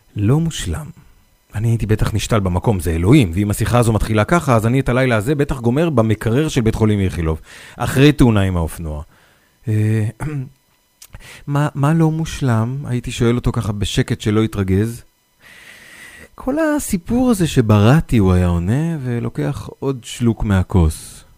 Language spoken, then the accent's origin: Hebrew; Northern District, Israel; אני נולדתי בעיר קטנה בצפון